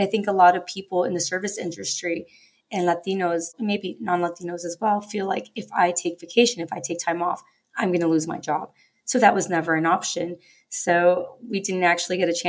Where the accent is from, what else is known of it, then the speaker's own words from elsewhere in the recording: Los Angeles, California, United States; growing up in Los Angeles